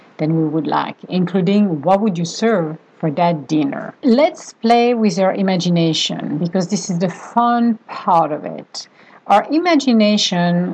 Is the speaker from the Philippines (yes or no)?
no; Venice, Veneto, Italy; moved away; we are from Venice. Originally